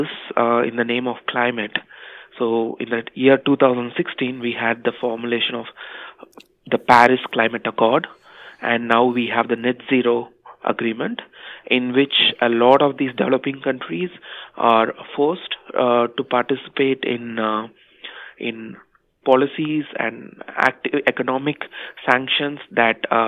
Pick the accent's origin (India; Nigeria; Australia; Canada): India; moved away as an adult; also born or lived in United Kingdom; I was born and raised in India